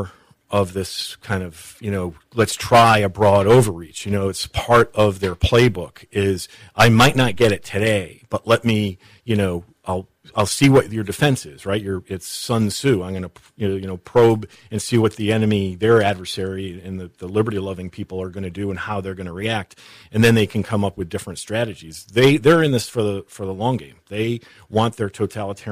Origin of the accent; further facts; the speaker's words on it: Connecticut, United States; also born or lived in Newport, Rhode Island; I grew up in New England